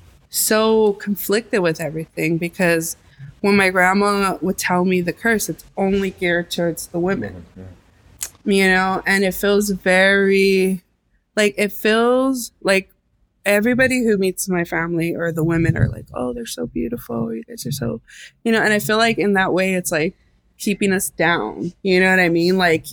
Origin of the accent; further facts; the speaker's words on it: El Paso, Texas, United States; now in Los Angeles, United States; because we came from El Paso, Texas to Los Angeles. And that's such a big leap in Mexico. And I just wanted to understand everything. We disconnected from our Mexican roots in that way.